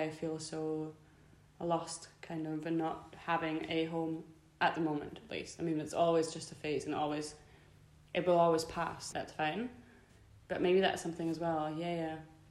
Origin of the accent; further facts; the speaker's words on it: Germany; moved away; he moved to Germany from Scotland, got together with my mum, and then I was there